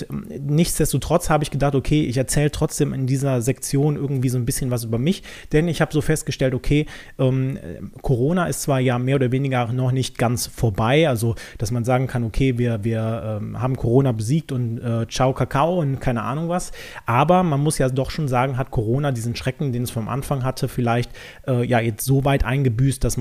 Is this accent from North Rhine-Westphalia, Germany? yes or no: yes; North Rhine-Westphalia, Germany; ich komme jetzt nicht direkt aus Köln, sondern ein bisschen umlandmäßig unterwegs